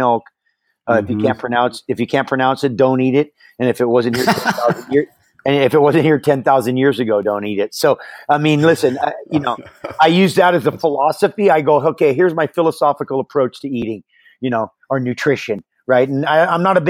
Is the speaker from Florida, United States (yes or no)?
no; Hawaii, United States; growing up in Hawaii